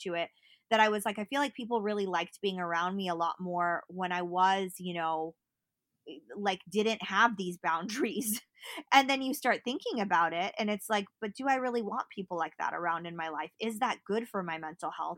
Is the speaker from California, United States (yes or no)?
yes; Berkeley, California, United States; I grew up in Berkeley